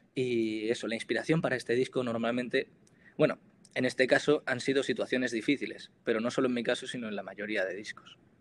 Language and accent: Spanish; Granada, Andalusia, Spain; moved away as an adult; also born or lived in Navarre; now in Pamplona, Spain; soy de Granada y ahora mismo estoy estudiando comunicación audiovisual en la Universidad de Navarra